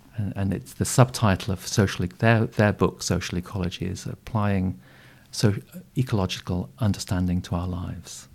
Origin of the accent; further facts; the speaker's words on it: Yorkshire Dales, Yorkshire and the Humber, United Kingdom; moved away; also born or lived in South East Asia; I was brought up on a Yorkshire Dales hill farm